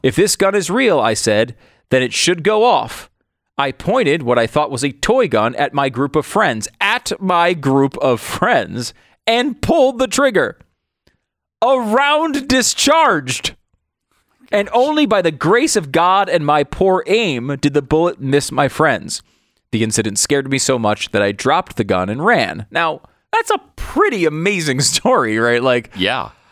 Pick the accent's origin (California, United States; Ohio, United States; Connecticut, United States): Connecticut, United States; moved away; also born or lived in New York; I was born in New York. I mm. grew up in Connecticut